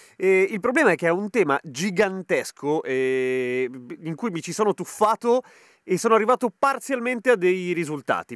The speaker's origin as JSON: {"language": "Italian", "country": "Chile", "accent": "Chilean Spanish", "first_language": "Spanish", "moved": "yes", "lives_now": "Italy", "said": "io sono madrelingua spagnola, però spagnolo cileno"}